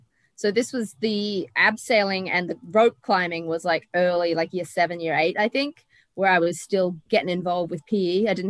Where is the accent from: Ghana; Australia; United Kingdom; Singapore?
Australia; Toowoomba, Queensland; Queensland. Represent the womb.